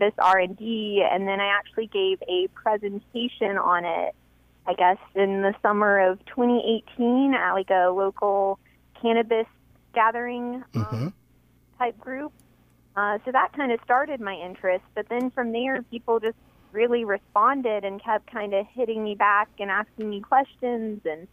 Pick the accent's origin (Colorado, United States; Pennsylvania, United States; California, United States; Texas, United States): Texas, United States; hometown hit by Hurricane Harvey; I graduated right around the time Hurricane Harvey hit. Huh. So that, rolled through and wiped out my hometown